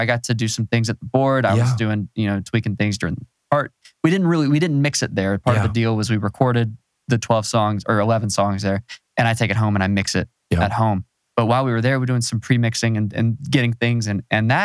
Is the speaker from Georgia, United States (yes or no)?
yes; Macon, Georgia, United States; I'm from Macon